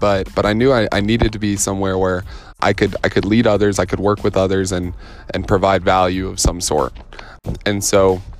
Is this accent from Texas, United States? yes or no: no; Colorado Springs, Colorado, United States; I'm originally from Colorado Springs, Colorado, 719. And I'm definitely a Colorado kid, you know, at heart. I grew up in the outdoors, the mountains.